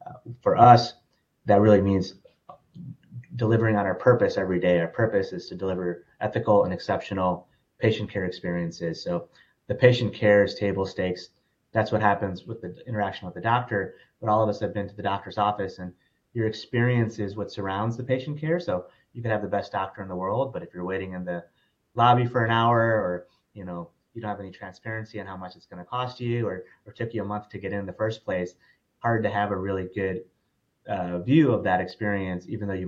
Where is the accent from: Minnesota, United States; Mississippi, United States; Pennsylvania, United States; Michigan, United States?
Michigan, United States; Detroit; now in Dallas, United States; Born and raised in Michigan, actually, so a suburb of Detroit, but have lived all over.